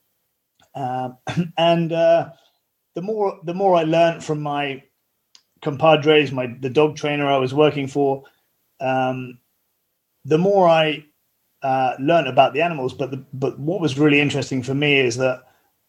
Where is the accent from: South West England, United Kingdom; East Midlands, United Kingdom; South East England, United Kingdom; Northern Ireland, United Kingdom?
South West England, United Kingdom; Somerset; I grew up in mostly in Somerset and in a very countrified environment